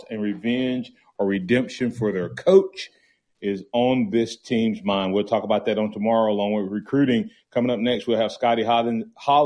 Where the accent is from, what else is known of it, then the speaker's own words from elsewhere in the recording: the South, United States; I was born in the South.